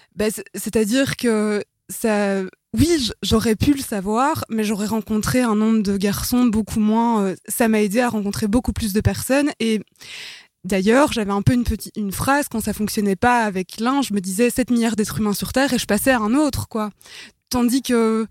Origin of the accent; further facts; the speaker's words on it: Brussels, Brussels-Capital Region, Belgium; je suis bruxelloise, vous allez l'entendre de toute façon.